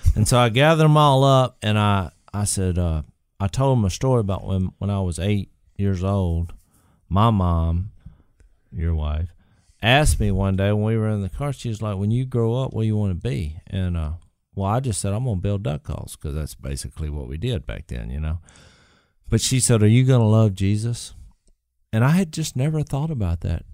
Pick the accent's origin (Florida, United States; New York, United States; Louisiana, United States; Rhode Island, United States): Louisiana, United States; we're from Louisiana